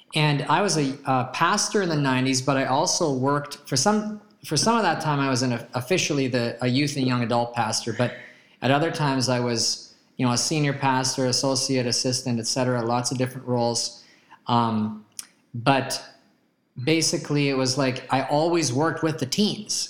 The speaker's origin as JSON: {"language": "English", "town": "Calgary", "region": "Alberta", "country": "Canada", "tie": "born or raised there", "moved": "yes", "lives_now": "Tulsa, United States", "said": "I remember back growing up in Calgary, uh, Alberta, Canada."}